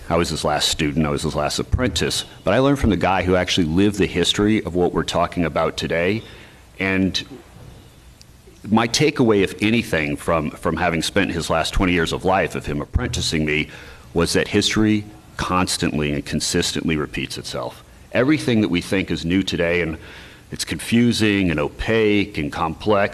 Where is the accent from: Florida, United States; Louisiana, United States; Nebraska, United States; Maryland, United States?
Louisiana, United States; New Orleans; I'm from New Orleans.